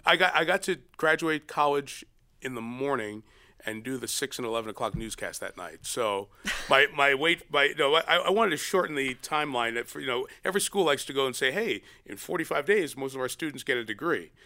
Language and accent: English; New York City, New York, United States; I grew up in New York, only child